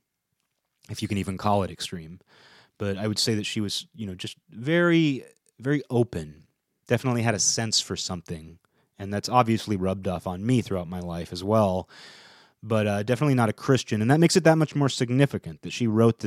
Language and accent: English; United States; my own existence is just my little corner of America